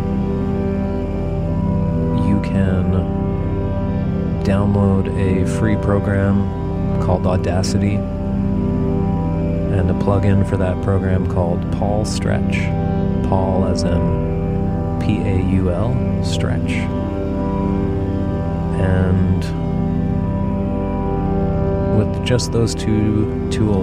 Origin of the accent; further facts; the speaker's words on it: Peterborough, Ontario, Canada; I am a musician from Peterborough, Ontario, also known as Nongajiwanong